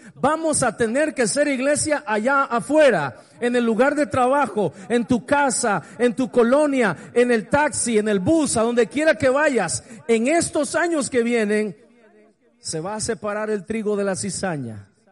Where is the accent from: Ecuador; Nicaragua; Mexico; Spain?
Nicaragua; Montelimar, Managua; also born or lived in San Rafael del Sur, Nicaragua / Honduras; de toda mi infancia. Y comencé a pensar allá en Montelimar